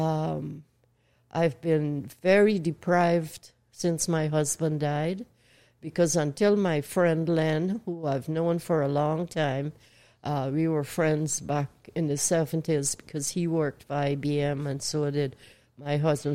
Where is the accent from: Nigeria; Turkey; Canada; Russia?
Canada; also born or lived in Owen Sound, Ontario / United States; I'm Canadian